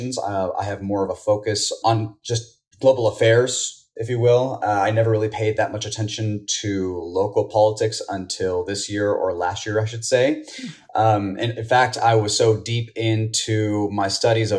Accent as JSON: {"language": "English", "town": "Houston", "region": "Texas", "country": "United States", "tie": "born or raised there", "said": "I was born and raised here in Houston, very, very proud Houstonian"}